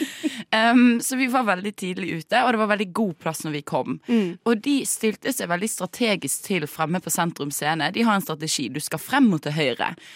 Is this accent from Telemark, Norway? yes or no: no; Bergen, Vestland, Norway; jeg er fra Bergen